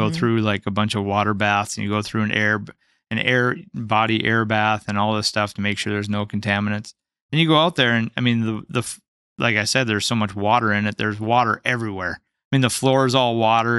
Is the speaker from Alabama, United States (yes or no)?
no; North Dakota, United States; also born or lived in Seattle, Washington